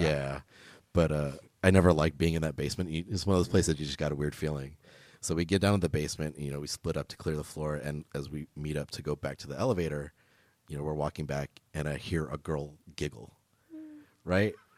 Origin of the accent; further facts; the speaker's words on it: Los Angeles, California, United States; I'm originally from L A, like, I grew up in Echo Park